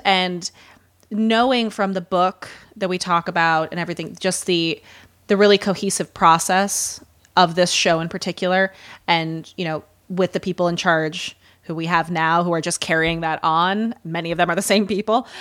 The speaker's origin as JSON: {"language": "English", "region": "Midwest", "country": "United States", "accent": "Midwestern", "said": "I can already hear my Midwestern accent coming back"}